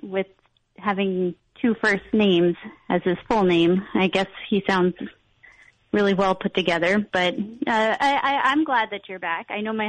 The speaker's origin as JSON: {"language": "English", "town": "Dumont", "region": "New Jersey", "country": "United States", "moved": "yes", "lives_now": "Portland, United States", "said": "I am originally from Jersey"}